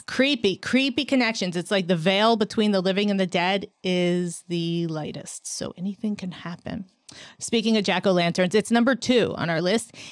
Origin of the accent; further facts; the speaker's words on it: New York City, New York, United States; I'm a New Yorker